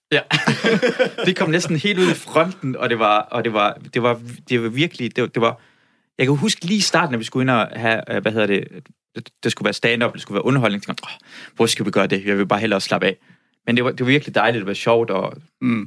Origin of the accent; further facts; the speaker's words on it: Iran; now in Denmark; jeg voksede op i Iran